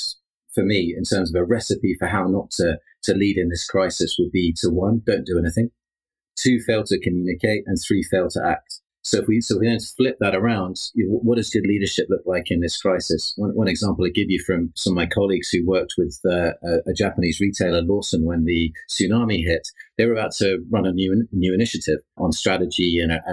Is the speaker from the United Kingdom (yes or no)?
yes; United Kingdom; being British as well